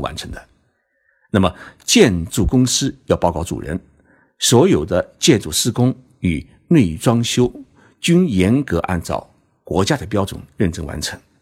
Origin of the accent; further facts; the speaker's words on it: China; 我们中国人